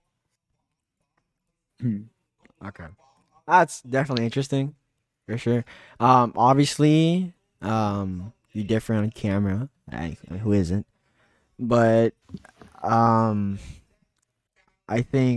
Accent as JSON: {"language": "English", "region": "California", "country": "United States", "said": "I'm from California. It's quite sunny here."}